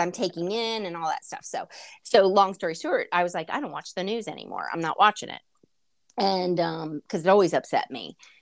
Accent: United States; being an American

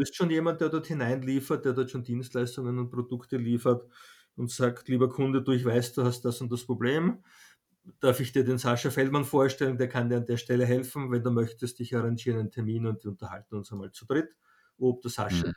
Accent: Vienna, Austria; ich bin in Wien geboren

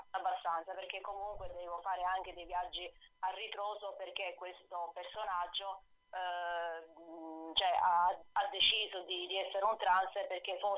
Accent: Alcamo, Sicily, Italy; born or raised there; also born or lived in Ravenna; now in Trapani, Italy

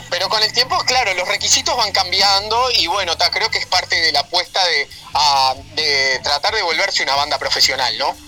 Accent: Ciudad de la Costa, Canelones, Uruguay; soy un gurí que se crió y nació en Ciudad de la Costa

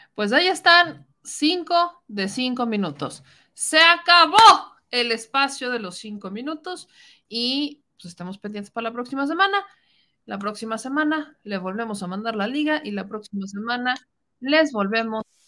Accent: Puebla, Mexico; con los que somos de Puebla

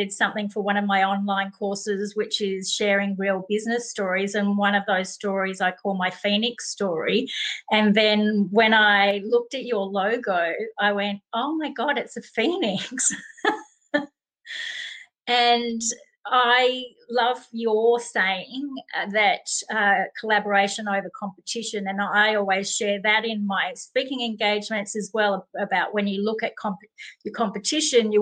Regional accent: Melbourne, Victoria, Australia; moved away as an adult; also born or lived in United States / United Kingdom / Europe; I am from Melbourne, Australia, but I have lived in other places around the world, including the US and the UK and Europe

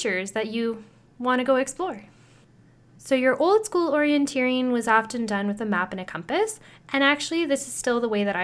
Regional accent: Sudbury, Ontario, Canada; my hometown here in Sudbury

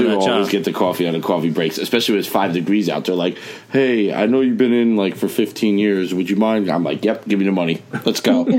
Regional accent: New Jersey, United States; we're from Jersey

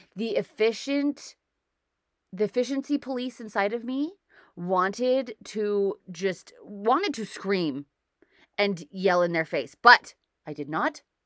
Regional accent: United States; now in Canada; I'm an American who lives in Canada

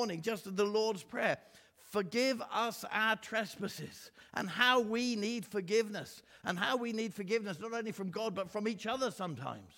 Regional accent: England, United Kingdom; asked me where I came from. I said, England

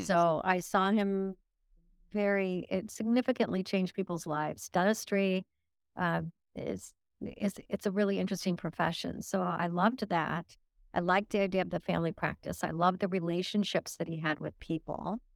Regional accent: Illinois, United States; also born or lived in Nuremberg, Germany; I started my life in Illinois.

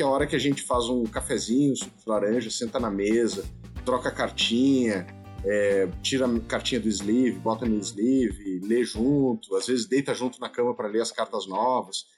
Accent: Rio Grande do Sul, Brazil; also born or lived in Brasília; a minha família toda é aqui do Sul, né? Nós uhum. somos do Rio Grande do Sul

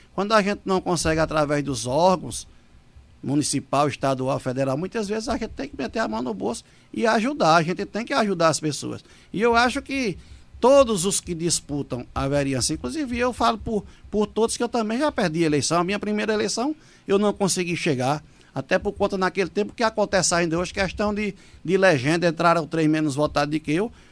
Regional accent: Afogados da Ingazeira, Pernambuco, Brazil; also born or lived in Pesqueira, Pernambuco; eu sou natural de Pesqueira, do Agreste. Eu tenho 48 anos, vou fazer 49, se Deus permitir, agora em dezembro. E tem desses 48 anos que eu tenho de vida, eu moro há 44 anos em Afogadão da Engazeira.

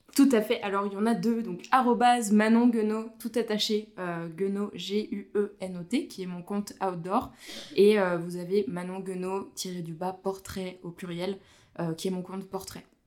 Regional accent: Vosges, Grand Est, France; moved away as an adult; now in Haute-Savoie, France; je suis originaire des Vosges

